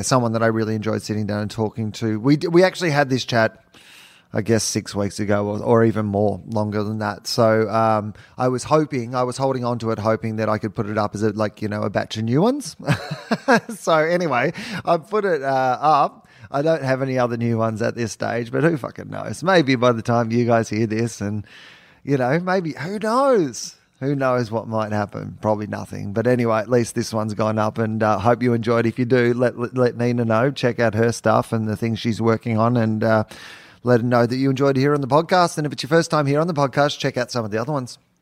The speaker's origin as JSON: {"language": "English", "town": "Denison", "region": "Victoria", "country": "Australia", "tie": "born or raised there", "said": "I'm from Denison"}